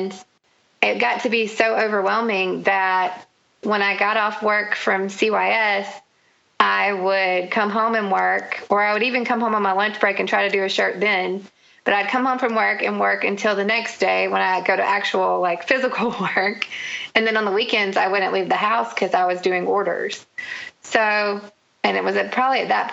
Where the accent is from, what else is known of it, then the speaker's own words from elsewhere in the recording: the South, United States; I grew up in the South